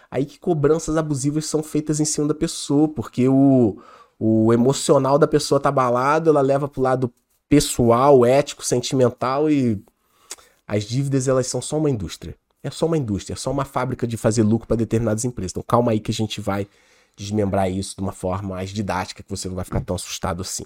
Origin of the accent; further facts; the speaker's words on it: Petrópolis, Rio de Janeiro, Brazil; da nossa cidade, a gente é de Petrópolis, região serrana do Rio